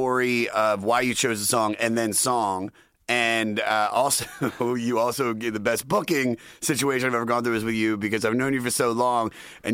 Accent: Baltimore, Maryland, United States; we're both from Baltimore

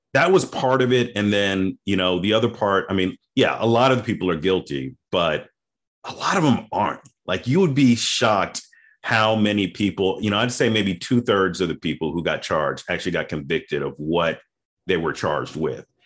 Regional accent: Memphis, Tennessee, United States; also born or lived in Boston, Massachusetts; now in Atlanta, United States; I'm originally from Memphis, Tennessee

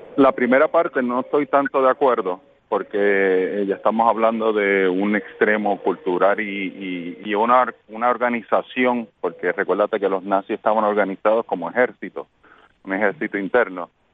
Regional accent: Puerto Rico; now in Florida, United States; como buen puertorriqueño

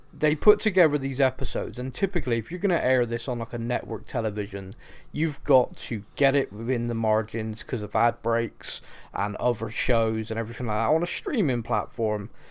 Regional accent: Bristol, South West England, United Kingdom; I'm from Bristol here in England

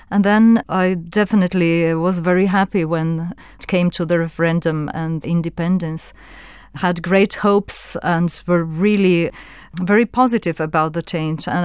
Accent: Slovenia; English is a second language; Well, I grew up in Yugoslavia and I went to secondary school and to university in Yugoslavia, so I experienced it.

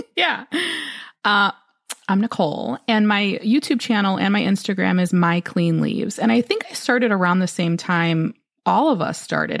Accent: Midwest, United States; also born or lived in Chicago; I'm from the Midwest and it gets very cold here.

